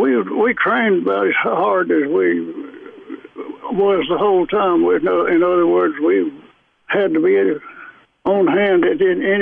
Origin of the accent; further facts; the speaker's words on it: Hamilton County, Tennessee, United States; I grew up here in Hamilton County in Tennessee.